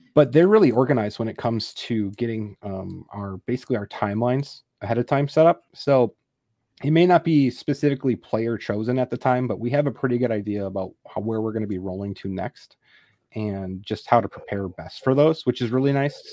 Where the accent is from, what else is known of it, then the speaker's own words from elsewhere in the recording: Wisconsin, United States; also born or lived in Texas; now in McKinney, United States; originally I'm from Wisconsin, so I'm a Packer fan